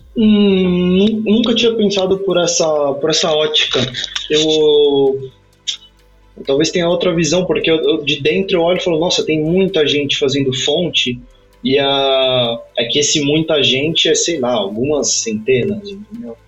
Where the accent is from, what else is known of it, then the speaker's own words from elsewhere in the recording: Brazil; moved away as an adult; nós dois somos brasileiros